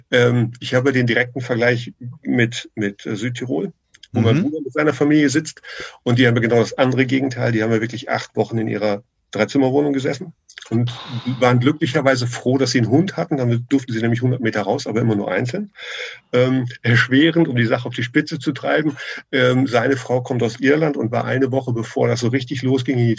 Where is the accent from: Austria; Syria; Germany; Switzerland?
Germany; now in Sweden; Als Deutscher habe ich natürlich zu Anfang kämpfen müssen mit mir. Mittlerweile habe ich mich angepasst und festgestellt, dass die Art der Schweden doch eine andere ist und durchaus nicht schlecht.